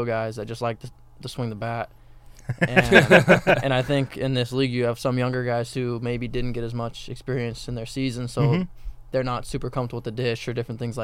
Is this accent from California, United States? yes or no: yes; Bakersfield, California, United States; I'm from Bakersfield, California, so not too far from Zander.